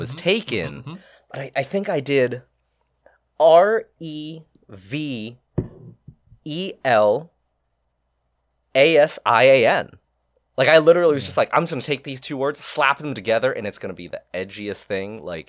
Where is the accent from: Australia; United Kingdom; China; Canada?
China; Shanghai; moved away; I was born in Shanghai.